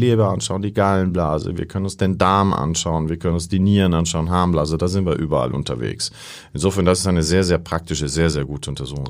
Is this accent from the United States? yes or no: no; Costa Rica; moved away; Ich bin in Costa Rica aufgewachsen